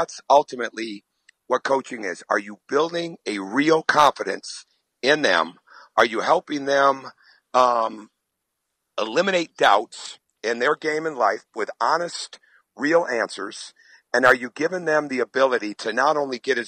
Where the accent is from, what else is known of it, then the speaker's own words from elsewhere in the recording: Michigan, United States; I grew up in Michigan